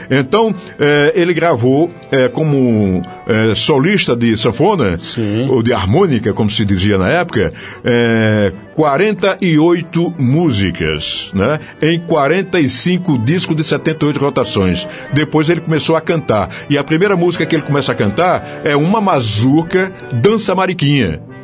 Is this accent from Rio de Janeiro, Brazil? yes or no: no; João Pessoa, Paraíba, Brazil; eu nasci em João Pessoa, Paraíba